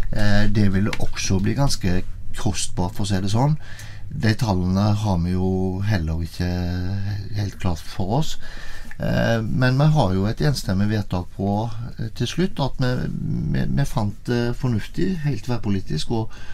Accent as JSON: {"language": "Norwegian", "town": "Haugesund", "region": "Rogaland", "country": "Norway", "tie": "born or raised there", "moved": "as an adult", "lives_now": "Tinn, Norway", "said": "er jeg født og oppvokst i Haugesund"}